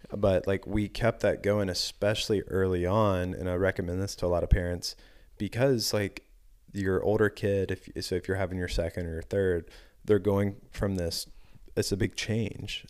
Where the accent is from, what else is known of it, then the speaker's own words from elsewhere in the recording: the South, United States; growing up in the South